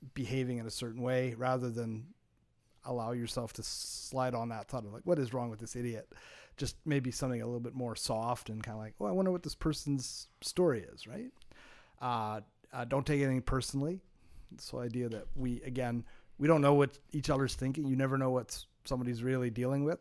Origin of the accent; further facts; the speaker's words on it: Montreal, Quebec, Canada; growing up in Montreal